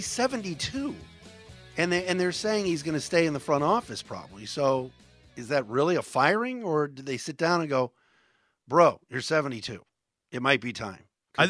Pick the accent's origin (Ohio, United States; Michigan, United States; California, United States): Ohio, United States; Cleveland; We're all from Cleveland. Of course we're nervous.